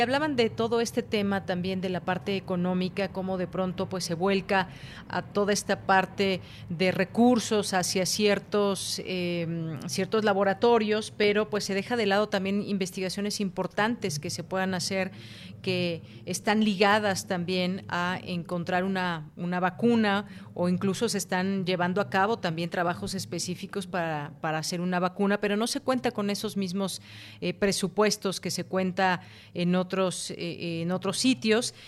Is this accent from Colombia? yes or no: no; Mexico; como mexicanos